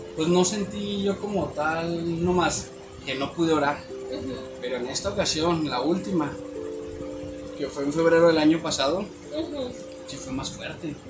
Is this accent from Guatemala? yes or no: no; northern Mexico, Mexico; como típico norteño